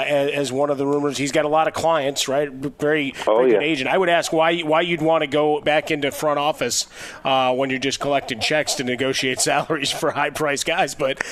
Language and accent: English; Chicago, Illinois, United States; my hometown, Chicago.